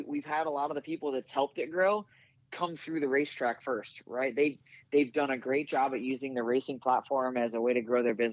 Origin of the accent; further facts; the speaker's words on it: Riverton, Illinois, United States; I grew up in Springfield, Illinois, right? I actually grew up in Riverton, Illinois, but it's just outside of Springfield.